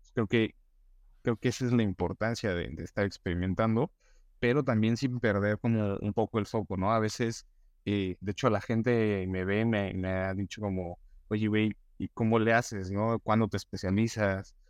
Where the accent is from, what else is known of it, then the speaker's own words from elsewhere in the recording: Mexico; como mexicanos o latinos